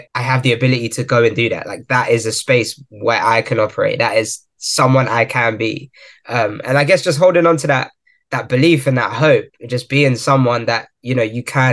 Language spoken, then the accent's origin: English; Croydon, London, United Kingdom; born and raised in Croydon, South London